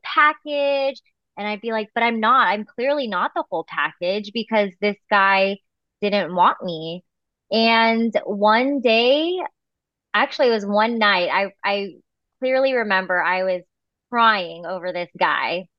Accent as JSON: {"language": "English", "area": "Bay Area", "region": "California", "country": "United States", "lives_now": "Fresno, United States", "said": "I'm from the Bay Area, but it's nice to be back home in California."}